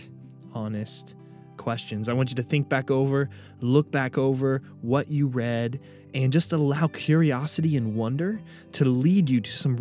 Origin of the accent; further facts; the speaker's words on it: United States; I'm a follower of Christ before I am an American